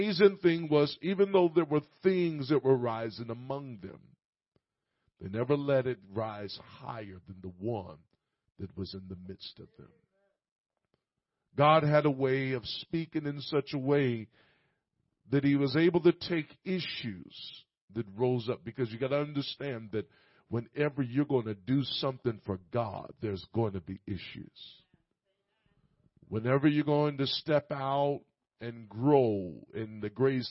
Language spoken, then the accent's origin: English; Indianapolis, Indiana, United States; I'm from Indianapolis